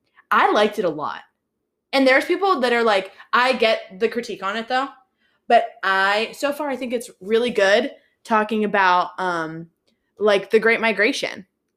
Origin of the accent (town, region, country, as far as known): Pittsburgh, Pennsylvania, United States; born or raised there